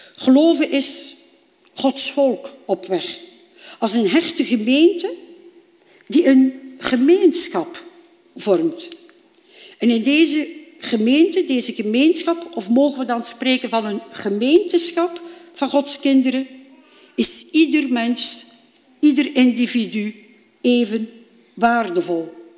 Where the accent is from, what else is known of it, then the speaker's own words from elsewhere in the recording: Bruges, Flanders, Belgium; heb ik een eh, opleiding gevolgd bij ons in Brugge